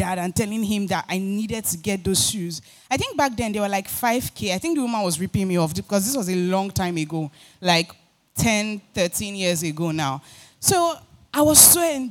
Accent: Lagos, Nigeria; I was born and raised in Oshodi

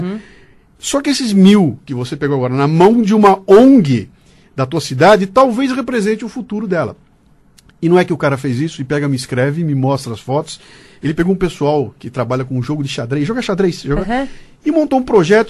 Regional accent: Brazil; como brasileiro

